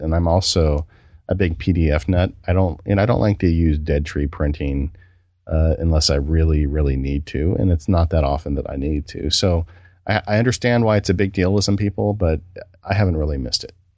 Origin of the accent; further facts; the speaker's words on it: California, United States; I'm from California